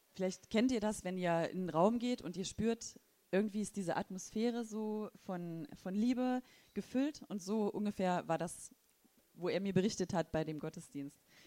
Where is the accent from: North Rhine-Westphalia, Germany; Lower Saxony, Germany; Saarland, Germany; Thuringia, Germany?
Thuringia, Germany; now in Wolfsburg, Germany; ich komme auch aus dem ehemaligen Osten und zwar aus Thüringen. Und ähm, genau. Da bin ich aufgewachsen